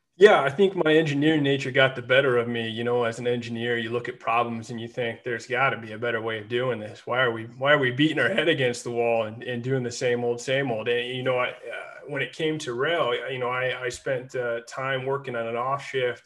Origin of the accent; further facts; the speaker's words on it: Central Illinois, United States; also born or lived in Utah; I am from Central Illinois, and, and I went back home and worked after school